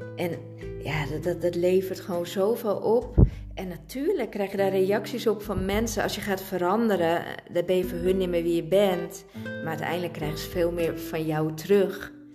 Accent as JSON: {"language": "Dutch", "country": "Italy", "said": "ik zit vol temperament als Italiaanse"}